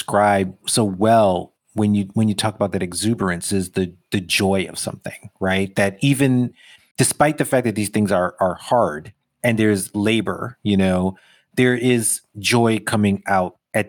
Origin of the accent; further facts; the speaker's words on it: Brooklyn, New York, United States; Even as a kid growing up in Brooklyn with all the shit that meant in the 80s, there was a feeling of we did this thing.